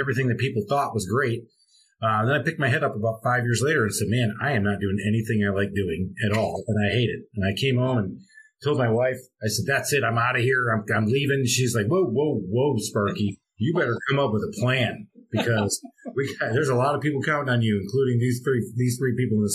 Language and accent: English; Michigan, United States; moved away as an adult; also born or lived in Charlotte, North Carolina; now in Atlanta, United States; I'm born and raised in Michigan